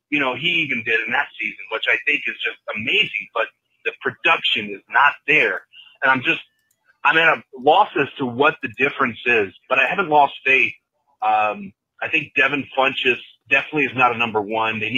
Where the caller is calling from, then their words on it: Roanoke, Virginia, United States; from Virginia. calling on my way